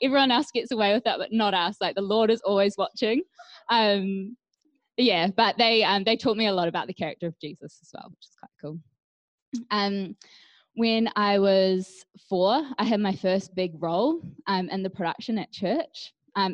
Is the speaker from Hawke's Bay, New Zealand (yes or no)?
yes; Hawke's Bay, New Zealand; moved away; I was born in the Hawke's Bay, where I spent early years of life